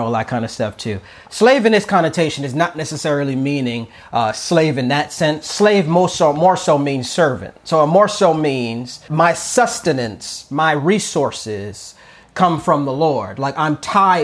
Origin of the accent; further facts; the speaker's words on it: United States; I'm an American, but I'm a Christian first. Like, you know, I'm African-American